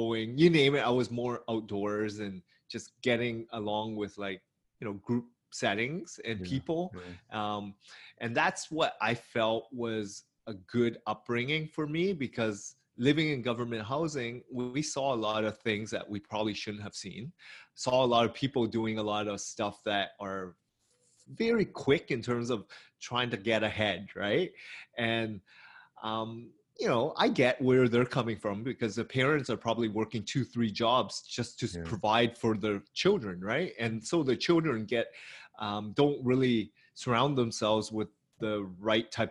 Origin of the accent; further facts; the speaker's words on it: Hamilton, Ontario, Canada; I grew up in Hamilton, which is an hour away from Toronto